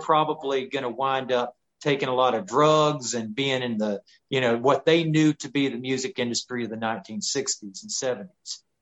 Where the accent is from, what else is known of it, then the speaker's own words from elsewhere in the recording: Chattanooga, Tennessee, United States; I grew up in Chattanooga, Tennessee area